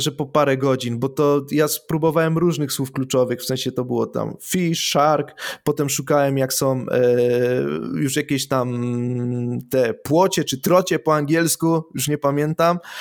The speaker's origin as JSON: {"language": "Polish", "region": "Silesian Voivodeship", "country": "Poland", "said": "ja jestem ze Śląska"}